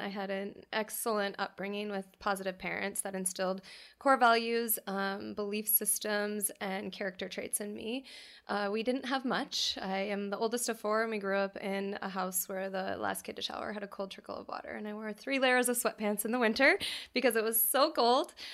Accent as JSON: {"language": "English", "region": "North Dakota", "country": "United States", "tie": "born or raised there", "moved": "yes", "said": "I'm from North Dakota and a small family farm"}